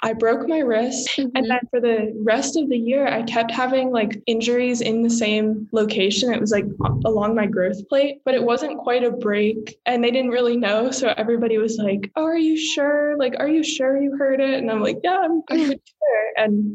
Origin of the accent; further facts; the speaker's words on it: Arlington, Virginia, United States; moved away as an adult; I am born and raised in Arlington, Virginia, just like right outside of DC.